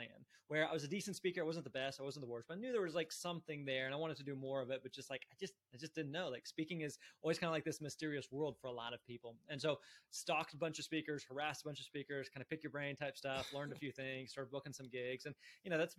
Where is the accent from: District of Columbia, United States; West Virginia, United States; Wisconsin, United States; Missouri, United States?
Missouri, United States; Springfield; I grew up in Springfield, Missouri, Southwest Missouri.